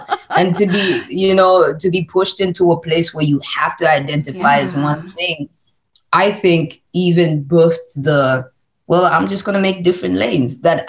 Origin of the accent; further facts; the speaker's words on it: Zambia; So and saying I'm from Zambia, not because it's actual fact, it's also just reminding people that such stuff happens from the continent, from my country.